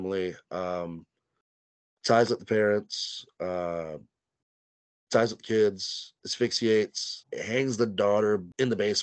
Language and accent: English; Louisiana, United States; also born or lived in Korea; I'm also like from Louisiana. I'm not necessarily Cajun though.